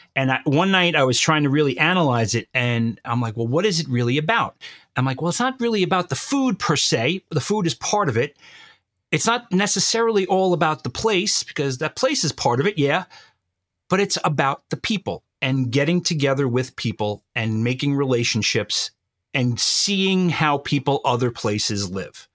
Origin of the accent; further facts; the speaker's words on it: New York, United States; I was born and bred in New York and I will always be a New Yorker